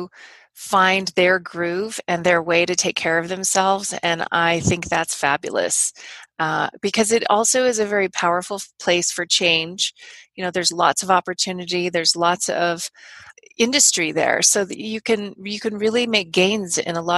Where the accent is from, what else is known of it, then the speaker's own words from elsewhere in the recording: Los Angeles, California, United States; moved away; I actually grew up